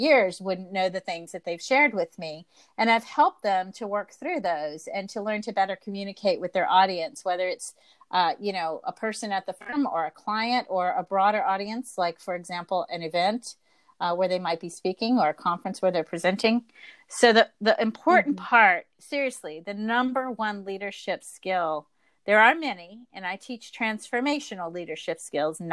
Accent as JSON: {"language": "English", "region": "the South", "country": "United States", "tie": "born or raised there", "said": "I was raised in the South"}